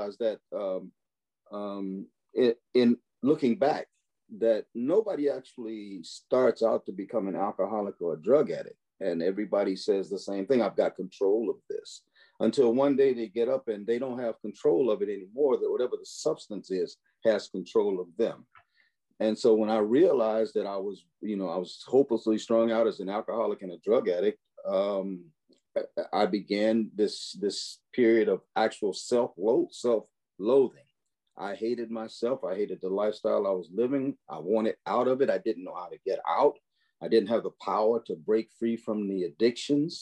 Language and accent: English; Chicago, Illinois, United States; growing up in Chicago